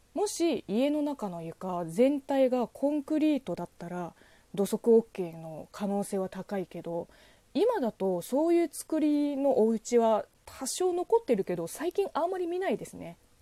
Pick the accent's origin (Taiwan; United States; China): China; moved away; 職業中国人